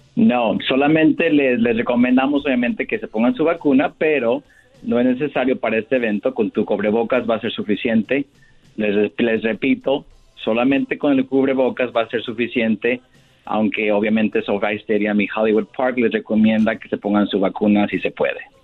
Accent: Michoacán, Mexico; now in Los Angeles, United States; somos los dos de Michoacán

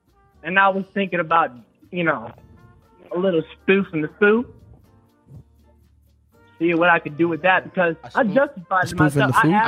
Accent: Chillicothe, Ohio, United States; I'm from Ohio, Chillicothe.

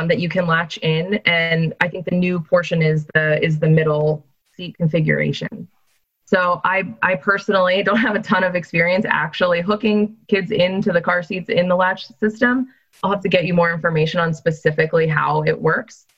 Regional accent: Northeast, United States; I'm a Yankee as well, Steve. So I grew up in the Northeast

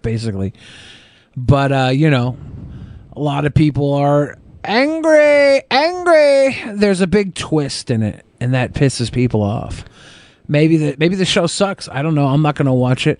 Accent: United States; Our culture in America is consumers all the way

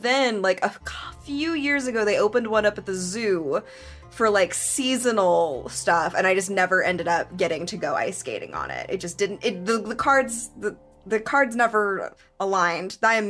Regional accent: Memphis, Tennessee, United States; moved away

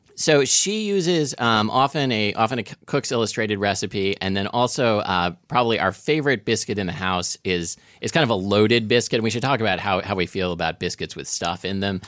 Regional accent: Oregon, United States; I grew up in Oregon

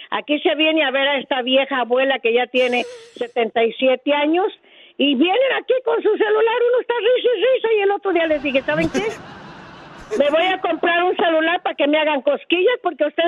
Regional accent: Briseñas, Michoacán, Mexico; yo soy de Briseña, en Michoacán, muy cerquita de Zaguayo.

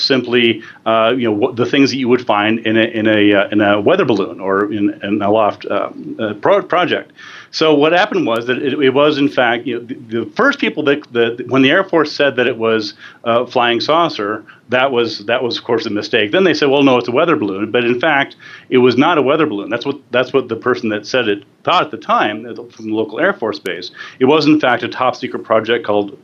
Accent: New Mexico, United States; Dulce, New Mexico, which is in my home state

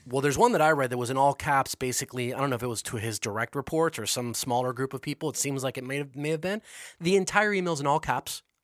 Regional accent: United States; being an American

